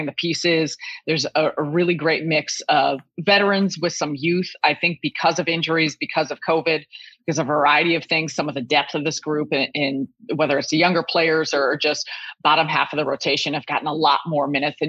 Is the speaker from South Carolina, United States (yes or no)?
no; Chicago, Illinois, United States; I'm born and raised in Chicago